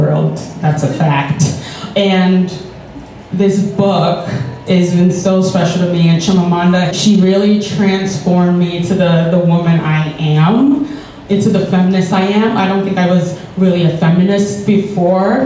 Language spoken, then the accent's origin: English; New York City, New York, United States; I grew up in Bed-Stuy